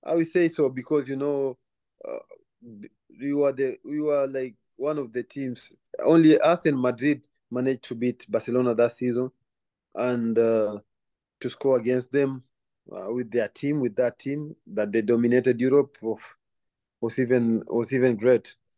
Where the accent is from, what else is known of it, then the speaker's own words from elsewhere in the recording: Kenya; moved away; also born or lived in Belgium / Scotland; growing up in Kenya